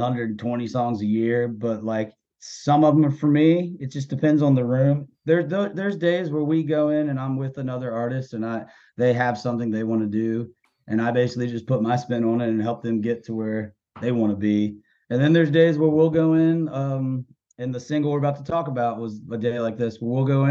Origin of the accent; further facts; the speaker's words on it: Winchester, Virginia, United States; moved away as an adult; now in Nashville, United States; I'm from a small town in Virginia called Winchester